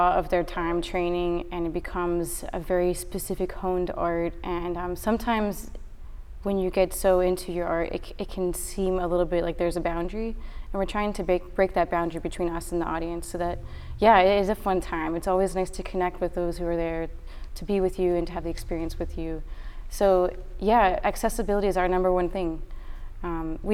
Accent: Houston, Texas, United States; moved away as an adult; also born or lived in Philadelphia, Pennsylvania; now in Austin, United States; I was born in Houston.

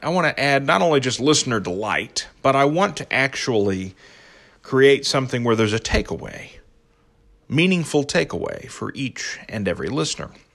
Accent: Belpre, Ohio, United States; I grew up, you know, as you know, in southeastern Ohio, I grew up in Belpre

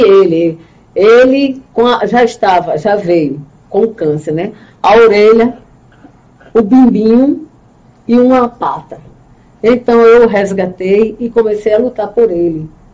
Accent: Recife, Pernambuco, Brazil; moved away as an adult; also born or lived in Lages; now in Pedras de Fogo, Brazil; Vivi a minha vida praticamente em Recife, foram 40 anos de minha vida em Recife

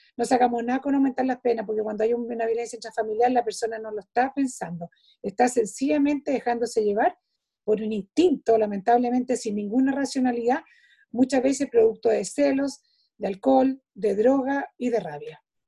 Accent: Chile; nosotros como chilenos

